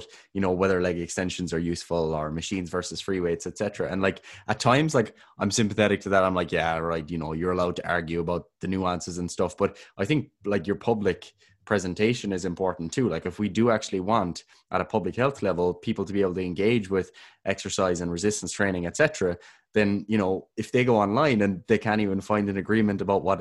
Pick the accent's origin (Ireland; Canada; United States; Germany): Ireland; We're both Irish.